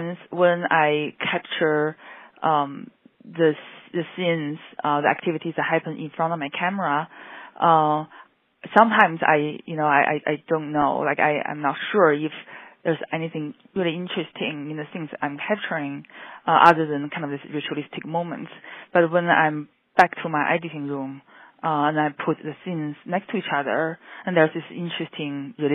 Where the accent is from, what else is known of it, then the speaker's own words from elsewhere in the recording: Beijing, China; moved away as an adult; now in Chicago, United States; I grew up in China